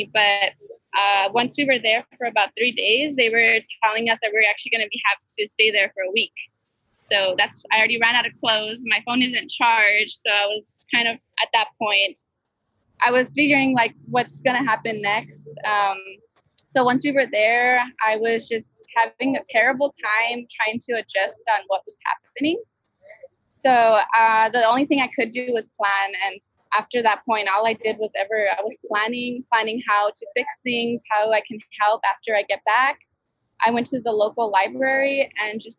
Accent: El Paso, Texas, United States; moved away; I come from El Paso, Texas, where we don't get a lot of rainfall at all.

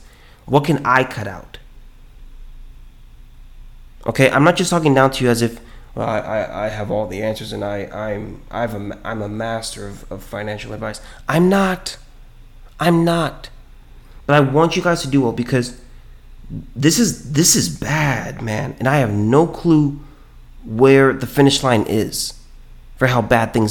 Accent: California, United States; now in Texas, United States; I'm from California

